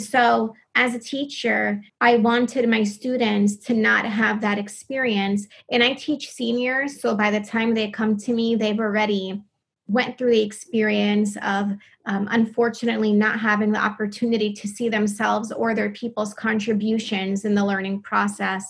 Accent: New Jersey, United States; growing up in New Jersey

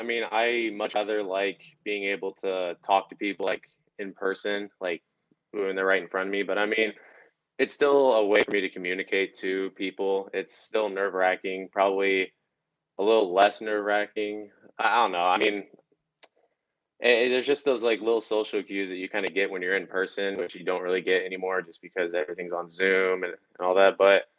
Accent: Calgary, Alberta, Canada; Well, I grew up in many different places. One of the places I grew up in was in Calgary, Canada.

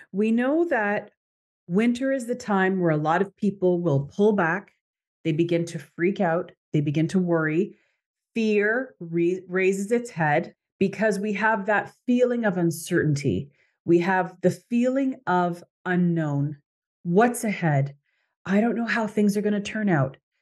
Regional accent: Canada; moved away as an adult; I am Canadian

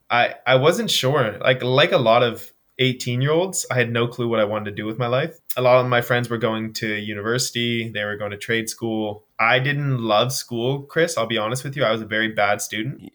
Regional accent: Nova Scotia, Canada; Yeah, so I'm from the East Coast of Canada, uh, Nova Scotia, born and raised

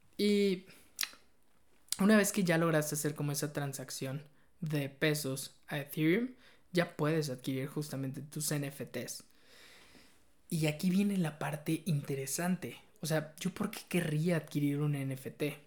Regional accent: Mexico; soy mexicano

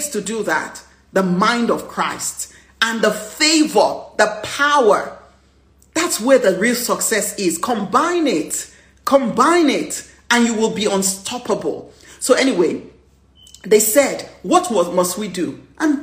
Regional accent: Nigeria; my flair of being a Nigerian.

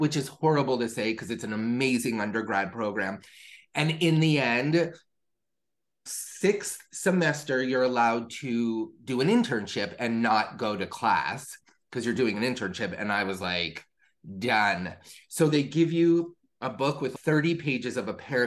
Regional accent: Florida, United States; also born or lived in New York; I was born in New York. Raised in Florida

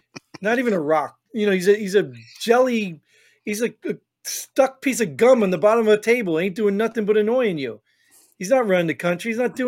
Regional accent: New Jersey, United States; I grew up in Jersey, and I heard New Yorkers.

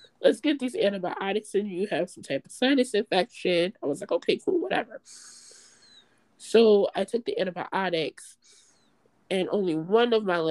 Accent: North New Jersey, United States; also born or lived in New York; now in Baltimore, United States; I am originally from North New Jersey.

